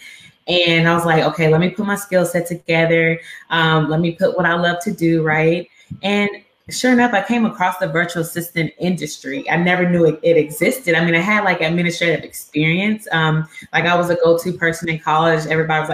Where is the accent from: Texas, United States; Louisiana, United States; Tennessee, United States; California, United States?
Texas, United States; Dallas; moved away as an adult; also born or lived in Houston, Texas; now in Pine Bluff, United States; But I was raised in Dallas